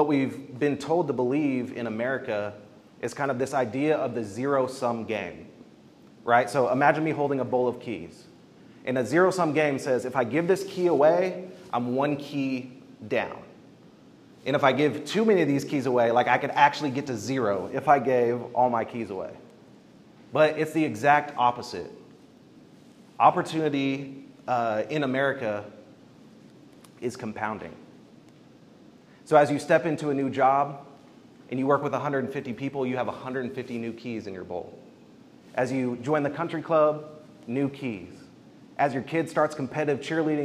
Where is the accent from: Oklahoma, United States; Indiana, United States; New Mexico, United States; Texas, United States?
Oklahoma, United States; Bartlesville; I grew up in Bartlesville, Oklahoma